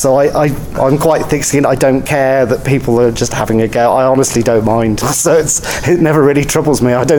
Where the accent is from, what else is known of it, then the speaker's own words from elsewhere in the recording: Backwell, South West England, United Kingdom; I come from a little village called Backwell that's very near to Bristol in the west of England.